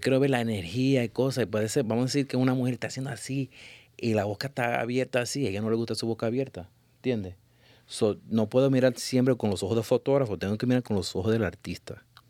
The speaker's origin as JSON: {"language": "Spanish", "country": "Puerto Rico"}